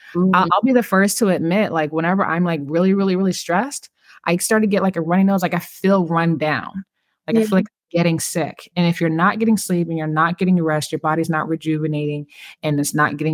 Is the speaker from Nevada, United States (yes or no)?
no; California, United States; When I grew up in California